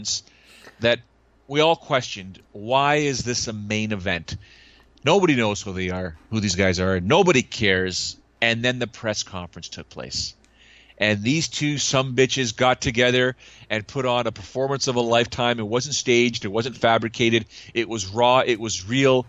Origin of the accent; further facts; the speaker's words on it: Canada; I was from Canada